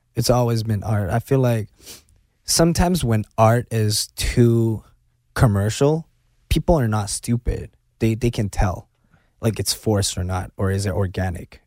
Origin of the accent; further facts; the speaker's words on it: Hong Kong; I'm born and raised in China, Hong Kong, China